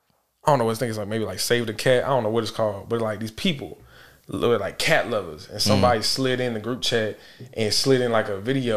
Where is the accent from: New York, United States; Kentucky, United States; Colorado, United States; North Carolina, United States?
North Carolina, United States; Charlotte; born or raised there; also born or lived in Augusta, Georgia